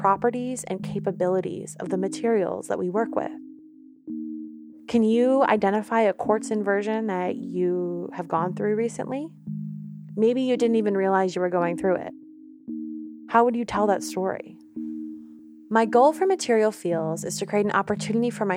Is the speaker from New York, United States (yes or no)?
yes; New York, United States; now in Oakland, United States; I'm an artist and audio storyteller based out of Oakland. I'm from New York